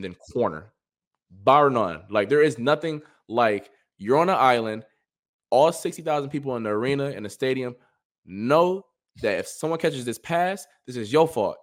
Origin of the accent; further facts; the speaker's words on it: Cleveland, Ohio, United States; I'm from Cleveland